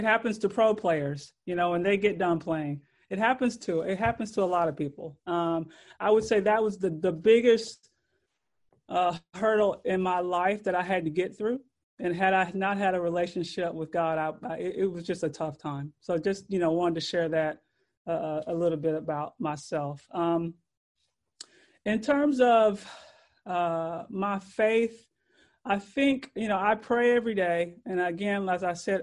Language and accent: English; Louisville, Kentucky, United States; I grew up in Louisville, Kentucky.